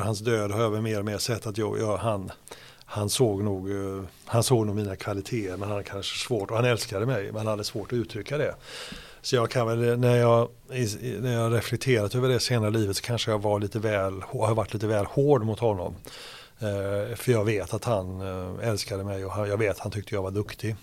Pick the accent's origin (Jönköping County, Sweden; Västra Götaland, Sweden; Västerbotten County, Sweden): Västra Götaland, Sweden; Hindås; moved away; also born or lived in Gothenburg; Och i närheten där är jag född och sen är jag uppvuxen på den, på den platsen